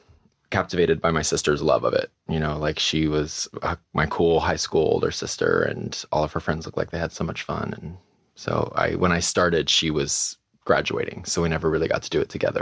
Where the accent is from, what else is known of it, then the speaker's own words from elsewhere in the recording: Missouri, United States; also born or lived in Minnesota; Grew up in a small town in Missouri. I was born in Minnesota.